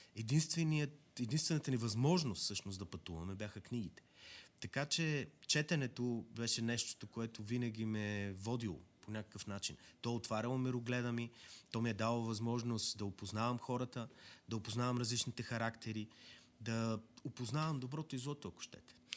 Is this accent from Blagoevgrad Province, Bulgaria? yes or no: no; Yambol, Yambol Province, Bulgaria; аз съм от Ямбол